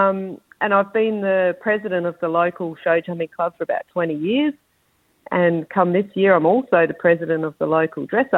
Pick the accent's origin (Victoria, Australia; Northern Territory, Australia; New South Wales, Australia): Northern Territory, Australia; Darwin; I'm born and bred in Darwin, so I've been here forever.